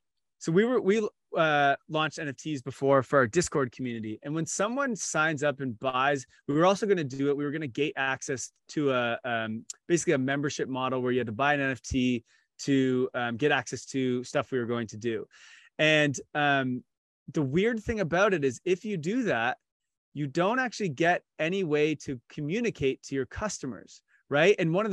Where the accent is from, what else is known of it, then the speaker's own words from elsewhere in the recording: Canada; NHL, my favorite as a Canadian.